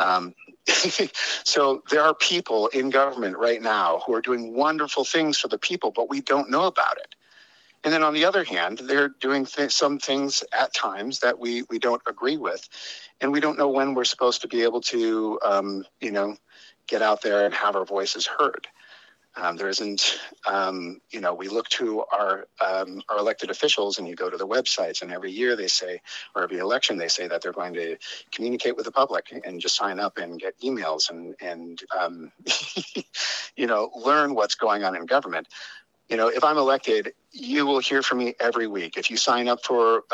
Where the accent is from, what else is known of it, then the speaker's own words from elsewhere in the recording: Chicago, Illinois, United States; also born or lived in San Francisco, California / Kauai, Hawaii; now in Big Island, Hawaii, United States; I was born outside San Francisco, but I learned to swim while living with my foster family in Kauai. And though I grew up in Chicago, Hawaii has always called me home.